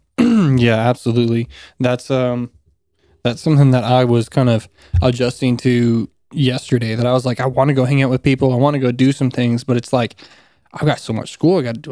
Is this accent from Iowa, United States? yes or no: no; South Carolina, United States; also born or lived in Florida; I spent my elementary school and middle school, high school, all of that in South Carolina